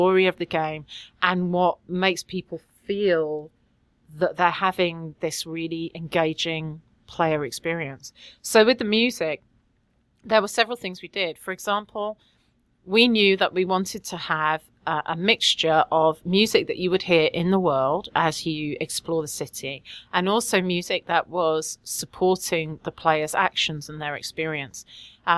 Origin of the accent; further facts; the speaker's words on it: London, United Kingdom; moved away as an adult; also born or lived in Quebec; now in Quebec City, Canada; I am English and I do actually originally come from London